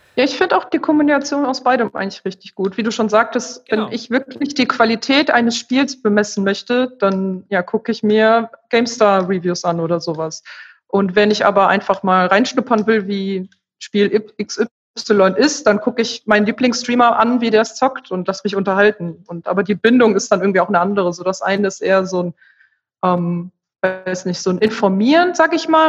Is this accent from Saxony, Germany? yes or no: no; Remscheid, North Rhine-Westphalia, Germany; weil ich ursprünglich aus Remscheid komme. Das ist meine Heimatstadt